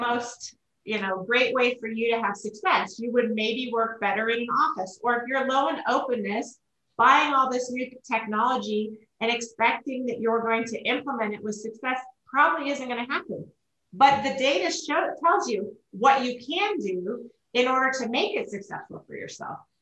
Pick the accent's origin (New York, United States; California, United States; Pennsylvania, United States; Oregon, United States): Oregon, United States; moved away as an adult; now in Colorado, United States; I grew up in Oregon